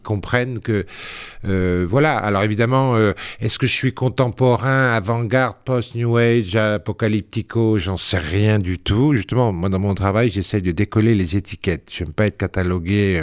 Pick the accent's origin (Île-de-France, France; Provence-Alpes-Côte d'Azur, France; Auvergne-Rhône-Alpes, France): Île-de-France, France; Sarcelles; also born or lived in Corsica; c'était à Sarcelles. Mhm. J'étais en banlieue. Après, je suis né en Corse